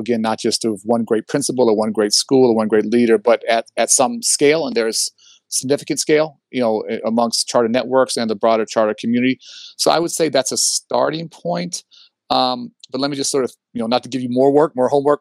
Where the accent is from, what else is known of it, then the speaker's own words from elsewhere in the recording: Chicago, Illinois, United States; I grew up in Hyde Park. My dad was a professor at the University of Chicago